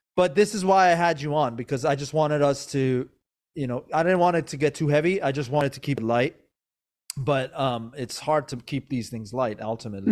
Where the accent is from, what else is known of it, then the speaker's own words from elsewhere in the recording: Maryland, United States; also born or lived in Iran / Virginia; I, I was born in Iran, but I grew up in Maryland, and I was always in Virginia.